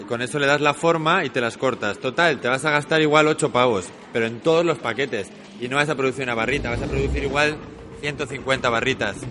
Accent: Basque Country, Spain; venimos del País Vasco

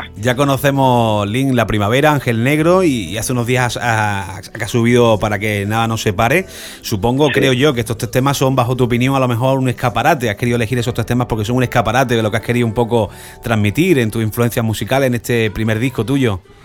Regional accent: Córdoba or Granada, Andalusia, Spain; en Córdoba o en Granada, en mi tierra o en Madrid

